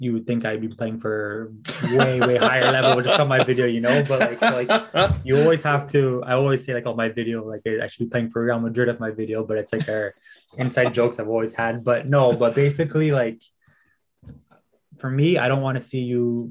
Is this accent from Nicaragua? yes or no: no; Canada; moved away as an adult; now in Sweden